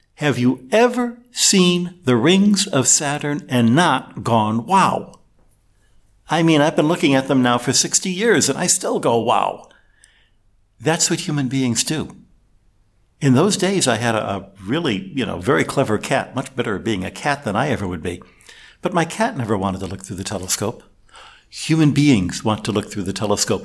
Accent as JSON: {"language": "English", "region": "Michigan", "country": "United States", "tie": "born or raised there", "said": "As a kid, I grew up in Michigan, uh, with an Italian ancestry dad and an Irish ancestry mom."}